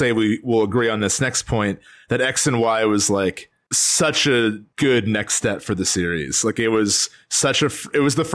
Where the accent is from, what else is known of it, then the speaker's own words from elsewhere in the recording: New Jersey, United States; we're from Jersey